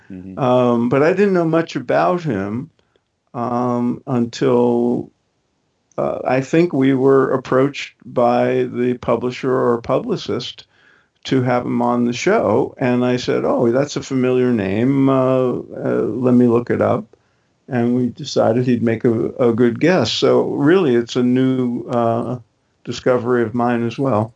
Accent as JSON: {"language": "English", "town": "New York City", "region": "New York", "country": "United States", "tie": "born or raised there", "said": "I grew up in Brooklyn"}